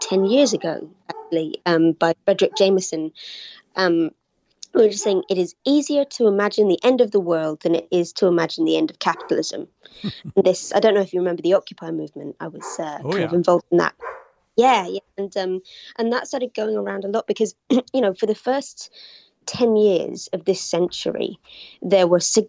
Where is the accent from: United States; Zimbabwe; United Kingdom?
United Kingdom; I'm from Britain, as you can probably tell